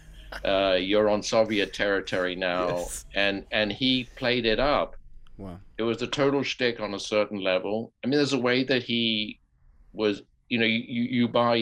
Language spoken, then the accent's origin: English; United Kingdom; I'm British and a kind of British gentleman on some levels.